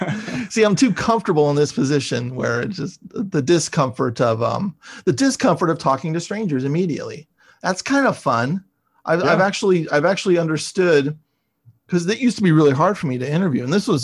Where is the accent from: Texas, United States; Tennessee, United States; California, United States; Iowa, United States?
California, United States; San Francisco; now in Los Angeles, United States; I'm from San Francisco and I live in LA now